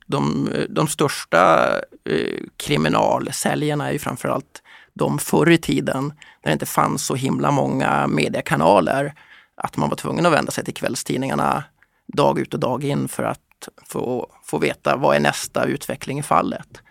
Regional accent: Kiruna, Norrbotten County, Sweden; När jag växte upp i Kiruna

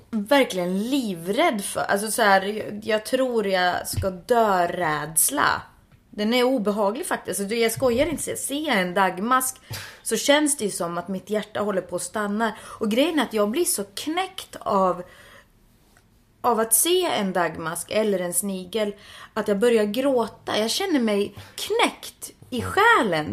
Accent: Finland; Jag är ju finsk

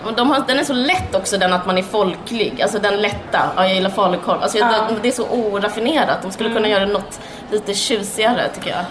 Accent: Skåne, Sweden; vi, är födda på, eller vi är uppvuxna på Österlen

